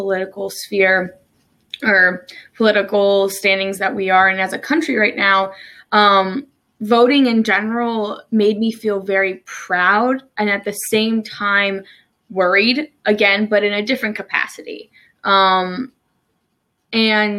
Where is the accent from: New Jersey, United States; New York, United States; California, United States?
New Jersey, United States; moved away as an adult; also born or lived in Maryland; now in Salisbury, United States; I'm originally from New Jersey. I moved to Maryland about almost 3 years ago now